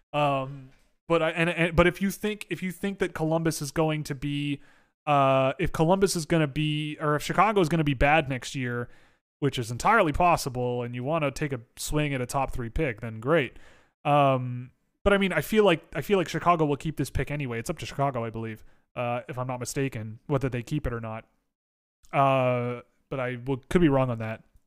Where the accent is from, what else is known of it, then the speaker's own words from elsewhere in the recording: Toronto, Ontario, Canada; I grew up in Toronto